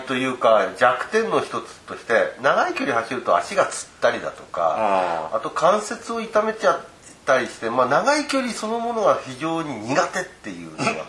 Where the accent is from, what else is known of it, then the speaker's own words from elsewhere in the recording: Asahikawa, Hokkaido, Japan; 私たちの地元の旭川